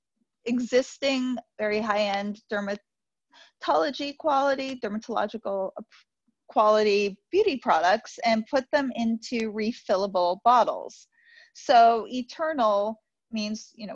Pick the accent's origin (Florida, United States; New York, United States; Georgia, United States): New York, United States; New York City; I grew up in New York City